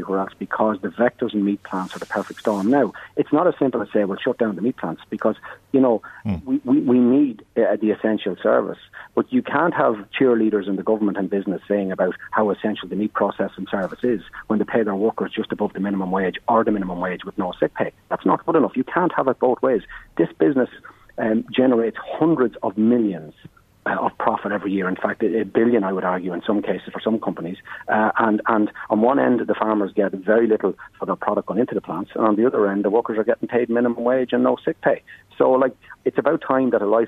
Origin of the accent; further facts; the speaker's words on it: County Meath, Ireland; I'm from Meath myself, I'm a Midlander